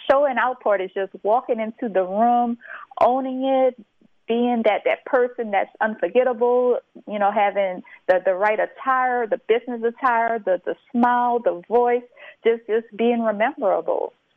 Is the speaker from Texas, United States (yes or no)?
no; St. Martinville, Louisiana, United States; I am originally from St. Martinville, Louisiana